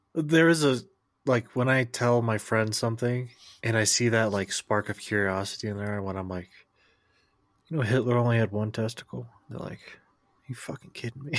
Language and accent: English; United States; as an American